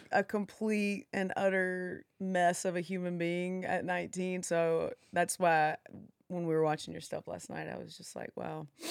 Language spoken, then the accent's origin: English; Alabama, United States; moved away as an adult; also born or lived in Huntington Beach, California; me growing up in the middle of nowhere, Alabama